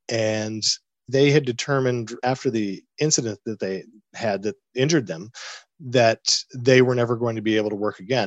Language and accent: English; Northeast, United States; moved away; originally I'm from the Northeast